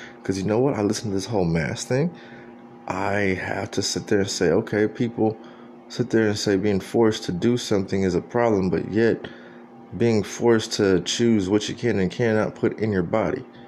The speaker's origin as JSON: {"language": "English", "town": "San Antonio", "region": "Texas", "country": "United States", "moved": "yes", "said": "that's where I'm from. That San Antonio"}